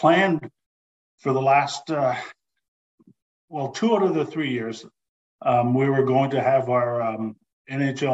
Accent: Valley East, Ontario, Canada; also born or lived in Nipissing First Nation; growing up in Northern Ontario

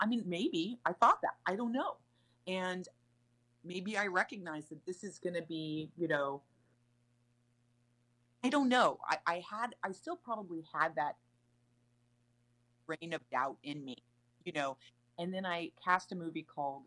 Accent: Sacramento, California, United States; I'm from Sacramento. No one in my family is in the arts

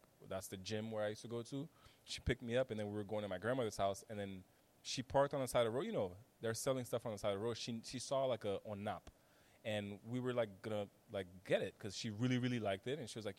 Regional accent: Haiti; also born or lived in Washington, D.C.; now in Miami, United States; growing up in Haiti and being exposed to insecurity and violence

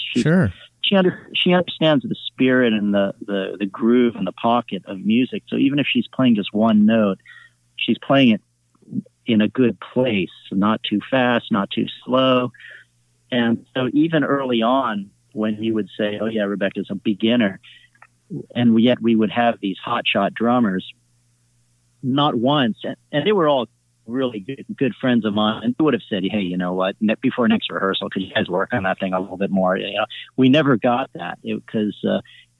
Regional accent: California, United States; also born or lived in Manila, Philippines; I'm a Californian through and through

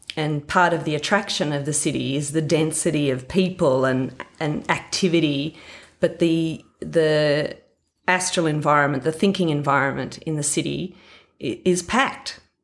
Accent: Warren, New South Wales, Australia; I grew up in Warren, or out of Warren, about twenty miles towards Gilgandra

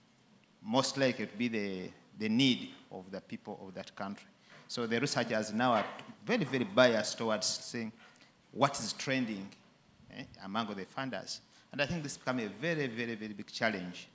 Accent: Uganda; I come from Uganda. I'm from Uganda

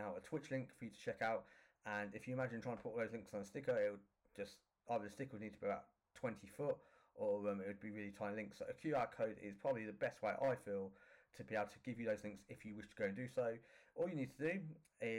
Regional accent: Northampton, East Midlands, United Kingdom; my hometown in Northampton

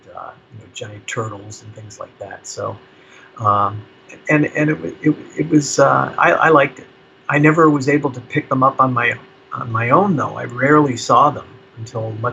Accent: New Jersey, United States; I grew up in New Jersey

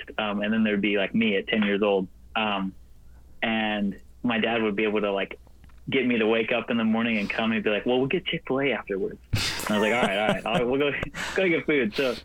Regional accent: Knoxville, Tennessee, United States; moved away as an adult; now in Nashville, United States; I'm from Knoxville, Tennessee, and I've grown up here most of my life

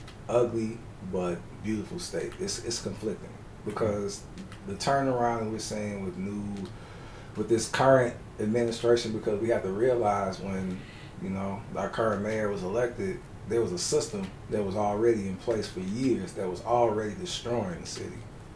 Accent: Chicago, Illinois, United States; Born and raised in Chicago. I don't like to tell people what side of town. If you know, you know. It's just that simple. Catholic high school. Catholic elementary school. Catholic university.

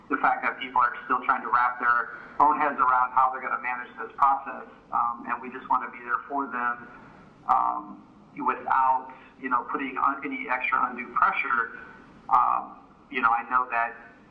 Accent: rural Oklahoma, United States; also born or lived in Michigan; I was born in Michigan, but I grew up primarily in rural Oklahoma.

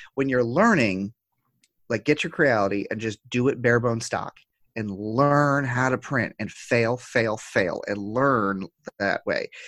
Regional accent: United States; as an American

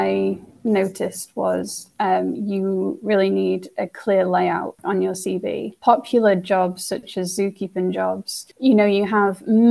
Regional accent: Isle of Man; I am from the Isle of Man

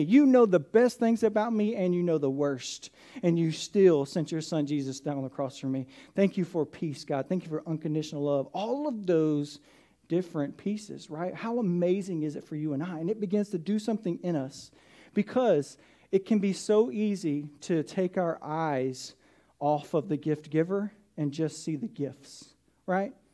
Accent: south of Atlanta, Georgia, United States; I grew up in Atlanta, south of Atlanta

